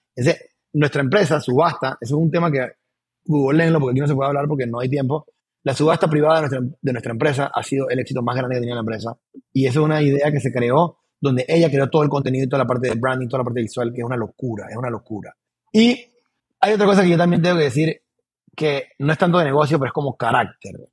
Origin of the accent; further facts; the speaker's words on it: Panama; also born or lived in Boquete / Panama City; Yo soy panameño 100%